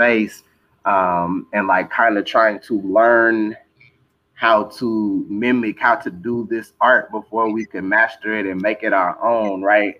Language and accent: English; Texas, United States; Growing up in Texas, you know, our rap culture is a special one